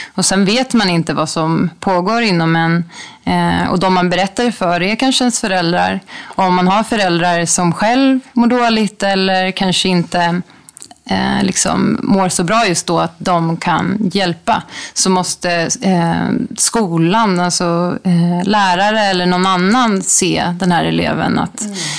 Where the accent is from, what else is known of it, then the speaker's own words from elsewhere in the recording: Sweden; also born or lived in Bangkok, Thailand; hemma i Sverige